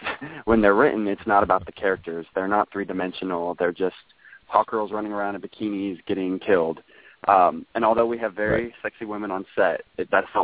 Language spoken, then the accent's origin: English; Kenai, Alaska, United States; I grew up in Alaska, in a little town called Kenai